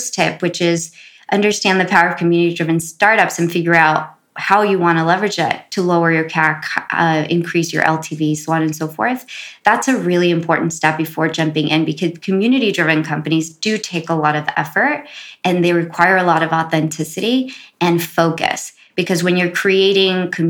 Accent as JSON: {"language": "English", "town": "Los Angeles", "region": "California", "country": "United States", "tie": "born or raised there", "also_born_or_lived": "Compton", "said": "growing up in South Central"}